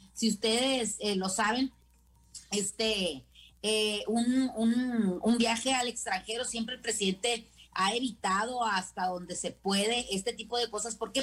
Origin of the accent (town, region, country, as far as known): Mexico